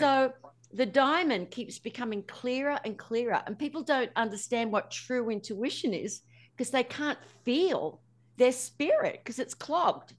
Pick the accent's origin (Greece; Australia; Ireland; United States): Australia; I'm Australian